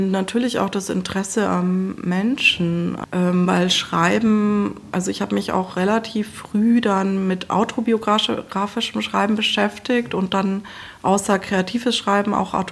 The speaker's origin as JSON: {"language": "German", "town": "Eichstätt", "region": "Bavaria", "country": "Germany", "tie": "born or raised there", "also_born_or_lived": "Leipzig / Berlin / Hildesheim", "lives_now": "Dresden, Germany", "said": "also ich bin ja aufgewachsen in, bei Eichstätt, also in Bayern, bin quasi, ja Süddeutschland ist eher meine Heimat, aber ich bin auch also schon sehr früh nach nach Leipzig gekommen."}